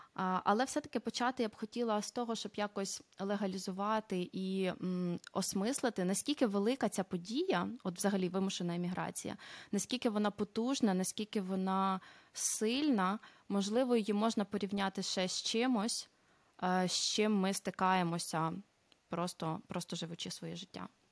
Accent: Cherkasy, Cherkasy Oblast, Ukraine; moved away as an adult; also born or lived in Italy; now in Netherlands; родом я з Черкас. Зараз знаходжуся в Нідерландах.

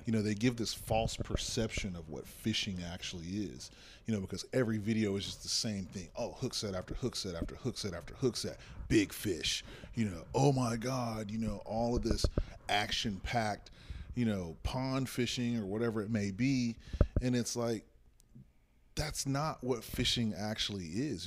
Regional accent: Texas, United States; we come from Texas

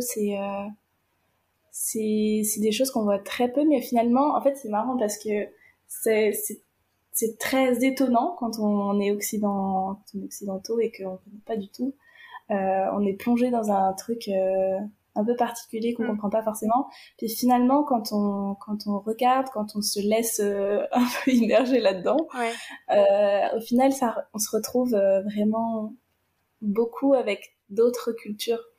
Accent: France; Quand on est un petit Français qu'on arrive en Inde

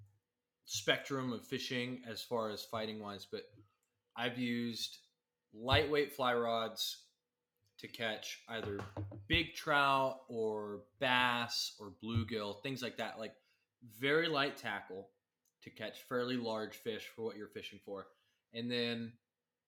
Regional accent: Midland, Texas, United States; I grew up in Midland.

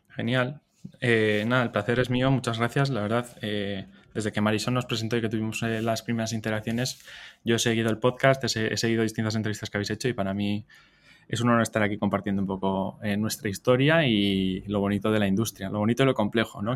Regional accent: San Sebastián, Basque Country, Spain; yo soy donostiarra, o sea, soy del País Vasco, me crié, me eduqué ahí

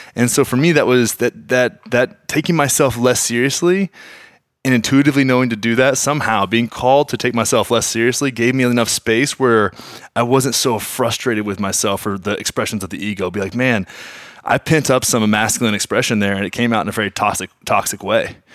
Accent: Graham, Texas, United States; I grew up in Graham, Texas, man. Nine thousand people

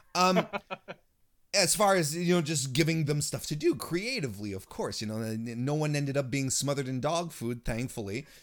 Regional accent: Quebec, Canada; technically, I'm from Quebec

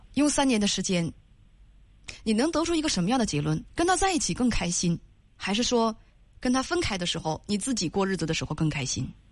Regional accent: Northeast China, China; accent: Northeastern; 用咱们东北话来讲

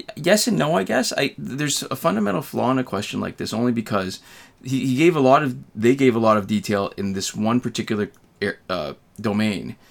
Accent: Canada; as a Canadian

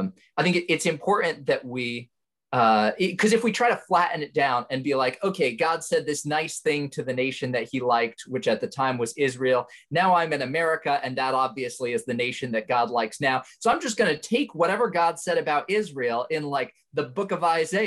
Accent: Indonesia; moved away as an adult; now in United States; I was born in the United States, but I actually grew up overseas in Indonesia. My family moved there when I was 3, and then I came back to the States when I was 18 for college.

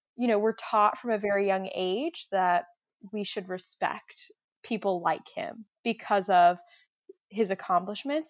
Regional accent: Augusta, Georgia, United States; I'm from Augusta, Georgia

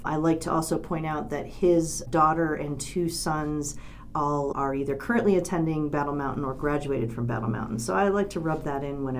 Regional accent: Eagle County, Colorado, United States; moved away as an adult; also born or lived in New England; I grew up in Eagle County. My family moved here in 1972. We actually lived in Gilman when we first moved here. So I went to kindergarten in Minturn.

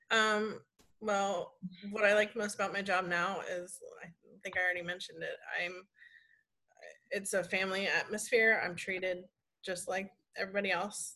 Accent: Columbus, Ohio, United States; moved away as an adult; also born or lived in Florida; I was born and raised in Columbus, Ohio

